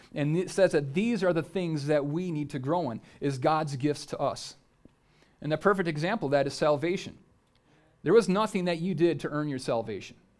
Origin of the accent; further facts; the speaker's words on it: United States; if you're an American